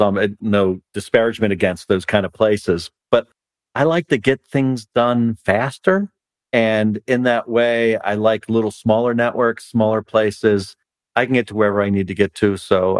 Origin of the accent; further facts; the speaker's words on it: Philadelphia, Pennsylvania, United States; also born or lived in Chicago / Lancaster, Pennsylvania; now in Raleigh, United States; I'm from Philadelphia.